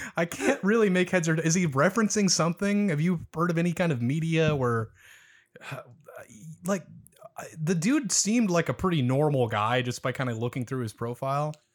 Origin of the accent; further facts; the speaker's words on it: Omaha, Nebraska, United States; I'm not from Lincoln, I'm from Omaha